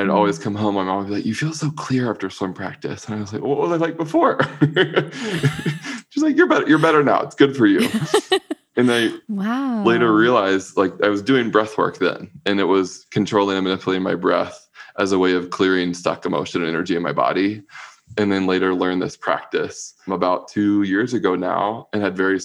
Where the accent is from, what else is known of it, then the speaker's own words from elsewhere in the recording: Raleigh, North Carolina, United States; I grew up in Raleigh, North Carolina, closeted a little gay boy in the South